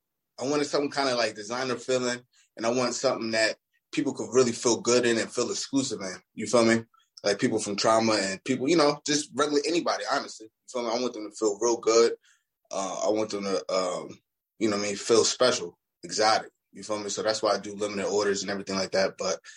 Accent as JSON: {"language": "English", "town": "Brooklyn", "region": "New York", "country": "United States", "tie": "born there", "said": "Brooklyn. I was born in Kings County Hospital."}